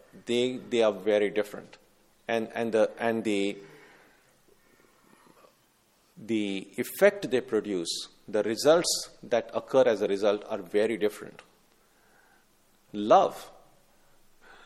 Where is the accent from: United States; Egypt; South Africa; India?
India; growing up in India